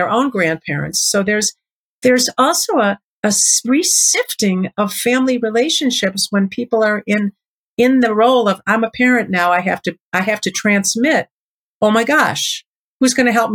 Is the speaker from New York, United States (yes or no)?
no; Chicago, Illinois, United States; I grew up in Chicago